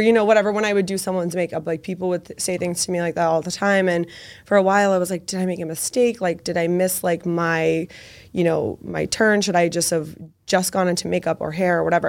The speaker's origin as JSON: {"language": "English", "town": "Medford", "region": "Massachusetts", "country": "United States", "said": "I am from Medford, so very close to the city"}